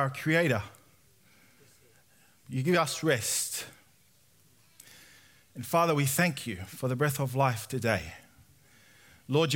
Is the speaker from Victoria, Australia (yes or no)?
no; Sydney, New South Wales, Australia; I was born and raised in Sydney